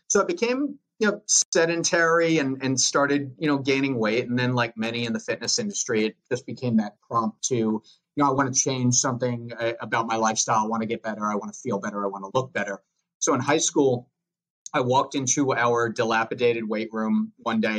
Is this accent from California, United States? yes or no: no; Long Island, New York, United States; accent: Long Island; I started out like many kids growing up on Long Island.